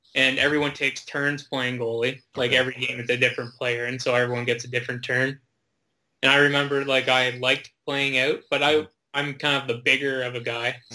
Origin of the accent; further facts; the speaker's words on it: Fergus/Elora area, Ontario, Canada; I played in my hometown mm-hmm. and stayed there, and most of the players were from Elora or Fergus